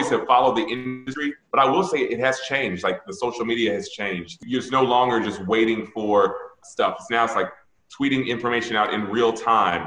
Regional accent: Atlanta, Georgia, United States; moved away; I grew up in Atlanta, which is black city

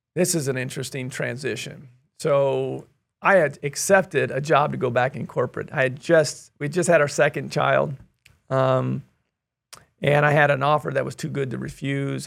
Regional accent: Kansas City, United States; moved away as an adult; also born or lived in Hawaii / Wichita, Kansas; I'm originally from the Kansas City area

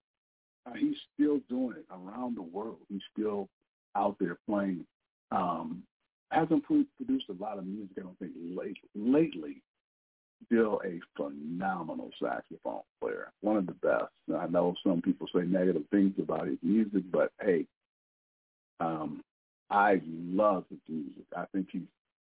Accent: Lansing, Michigan, United States; growing up in Lansing, Michigan

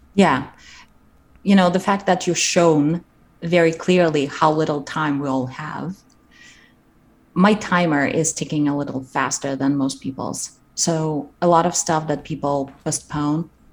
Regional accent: Kazakhstan; moved away; I grew up in Kazakhstan and we didn't have our our local theater school

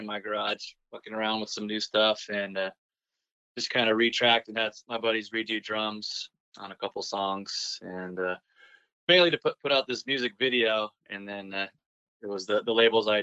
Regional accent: San Jose, California, United States; also born or lived in San Diego; now in Portland, United States; I'm originally from San Jose, like the San Francisco Bay Area

